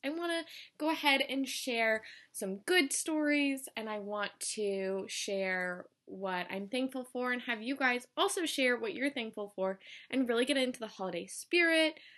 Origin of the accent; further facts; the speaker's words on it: Colorado, United States; moved away as an adult; I'm from Colorado